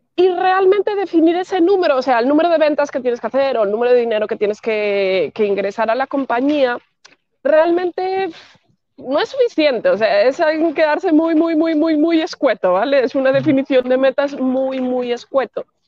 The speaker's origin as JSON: {"language": "Spanish", "country": "Spain", "also_born_or_lived": "Madrid"}